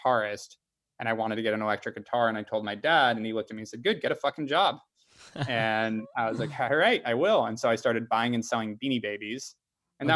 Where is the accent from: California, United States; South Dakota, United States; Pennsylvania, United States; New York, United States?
California, United States; Ojai; also born or lived in Los Angeles, United States; I'm from Ojai. I was born in LA, but moved to Ojai when I was 6, small town, North